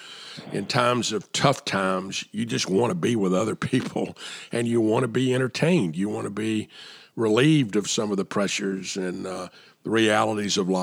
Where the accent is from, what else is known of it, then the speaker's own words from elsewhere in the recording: Atlanta, Georgia, United States; moved away; my hometown of Atlanta